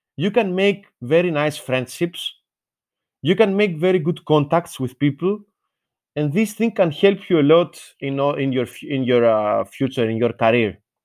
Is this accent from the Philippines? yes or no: no; Athens, Attica, Greece; also born or lived in Patras; I was born in Athens, in general. So, I'm a child of, uh, the center, let's say, of the capital